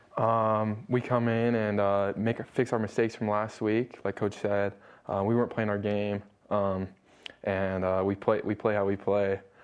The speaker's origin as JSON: {"language": "English", "town": "Stansbury Park", "region": "Utah", "country": "United States", "tie": "born or raised there", "also_born_or_lived": "Salt Lake City, Utah", "said": "when I was a young kid, I moved out to Stansbury Park and uh, lived there for all the way up to here"}